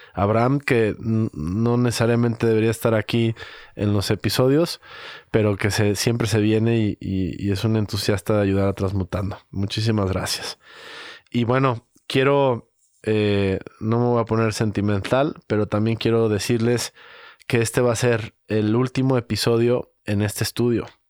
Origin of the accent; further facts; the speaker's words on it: Guadalajara, Jalisco, Mexico; cómo somos los tapatíos